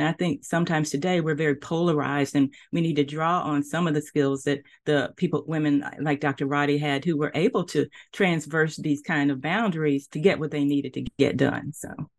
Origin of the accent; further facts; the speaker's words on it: Nashville, Tennessee, United States; moved away as an adult; also born or lived in Texas; now in Charlotte, United States; I grew up in Nashville, Tennessee